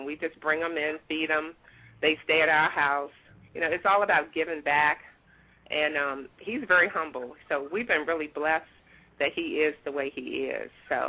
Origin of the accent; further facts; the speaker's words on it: Washington, District of Columbia, United States; moved away; I'm originally from Washington, D.C.